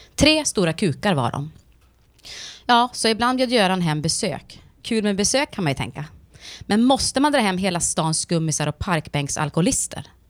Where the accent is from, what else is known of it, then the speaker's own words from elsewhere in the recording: Sweden; jag anser mig själv såklart som svensk